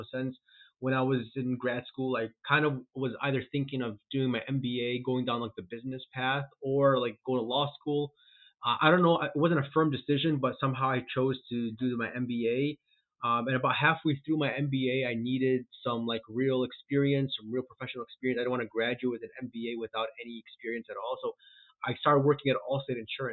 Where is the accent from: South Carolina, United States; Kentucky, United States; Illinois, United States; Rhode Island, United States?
Illinois, United States; Chicago; I'm born and raised in Chicago, currently in Chicago, actually in the suburbs of Chicago